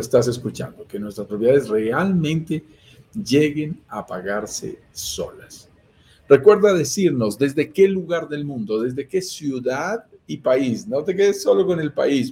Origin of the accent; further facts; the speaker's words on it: Colombia; also born or lived in Bogotá, Colombia; Vivo en Bogotá, Colombia. Lo notarás por mi acento. Soy colombiano